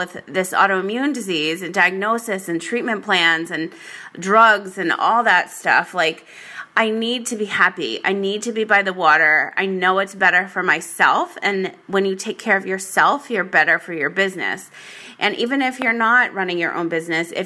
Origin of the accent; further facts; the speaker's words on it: Rhode Island, United States; also born or lived in Las Vegas, Nevada; now in San Diego, United States; I grew up in Rhode Island.